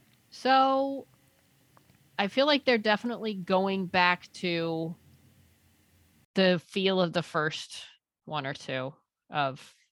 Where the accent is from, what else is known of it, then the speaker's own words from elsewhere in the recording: United States; I'm an American